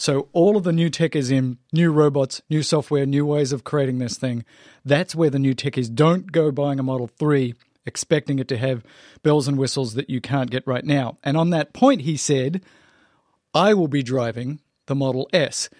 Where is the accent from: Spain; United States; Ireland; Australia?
Australia; moved away; I grew up in Australia